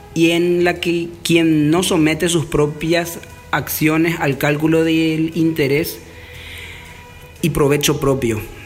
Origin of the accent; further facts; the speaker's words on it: Paraguay; En mi país, Paraguay